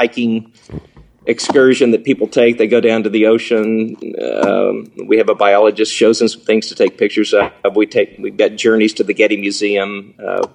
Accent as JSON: {"language": "English", "region": "the Ozarks", "country": "United States", "said": "I'm from the Ozarks."}